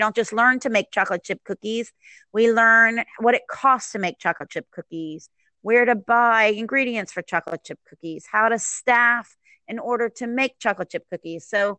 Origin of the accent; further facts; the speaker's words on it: Maryland, United States; now in Jacksonville, United States; No, I moved here in 91 from, Maryland. I'm from the DC area.